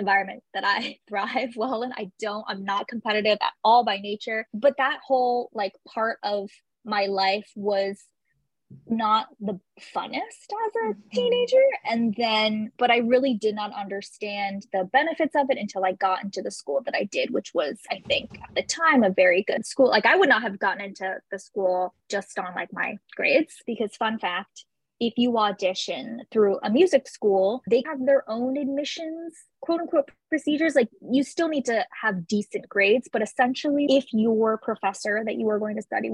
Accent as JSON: {"language": "English", "area": "San Francisco Bay Area", "region": "California", "country": "United States", "tie": "born or raised there", "said": "I'm originally from the San Francisco Bay Area"}